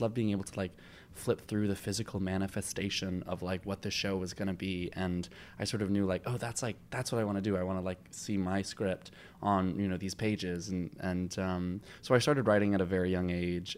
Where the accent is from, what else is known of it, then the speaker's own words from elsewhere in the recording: Long Island, New York, United States; I grew up on Long Island